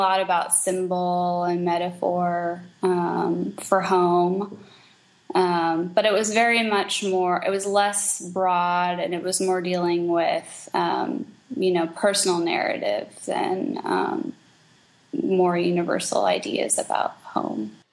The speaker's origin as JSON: {"language": "English", "town": "Kansas City", "country": "United States", "tie": "born or raised there", "also_born_or_lived": "Springfield, Missouri / Albuquerque, New Mexico", "lives_now": "St. Louis, United States", "said": "I grew up in Kansas City"}